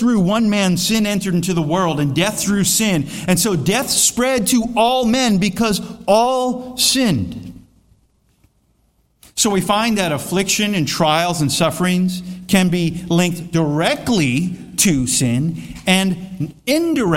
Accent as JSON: {"language": "English", "region": "Florida", "country": "United States", "said": "I am from Florida"}